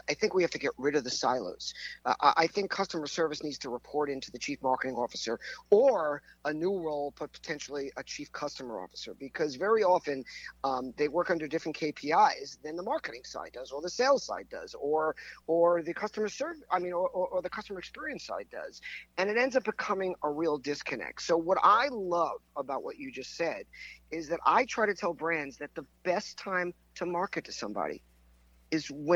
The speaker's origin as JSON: {"language": "English", "area": "Long Island", "region": "New York", "country": "United States", "tie": "born or raised there", "also_born_or_lived": "Pompano Beach, Florida", "accent": "New York", "said": "I grew up in Long Island, just outside of New York"}